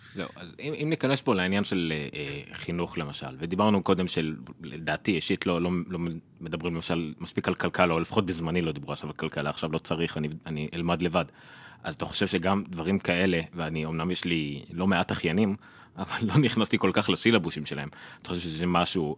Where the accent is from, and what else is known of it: Israel